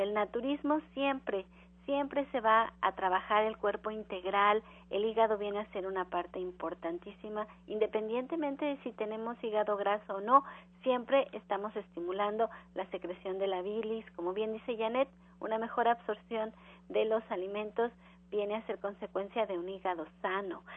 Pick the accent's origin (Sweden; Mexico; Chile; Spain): Mexico; Nosotros como mexicanos